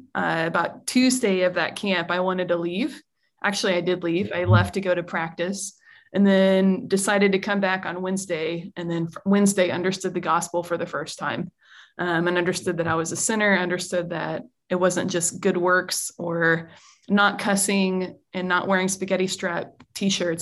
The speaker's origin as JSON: {"language": "English", "country": "United States", "said": "as an American"}